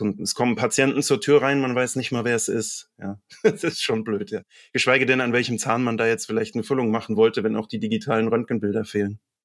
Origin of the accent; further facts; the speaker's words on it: Mainz, Rhineland-Palatinate, Germany; ich bin auch selbst Mainzer und das bin ich sehr gerne.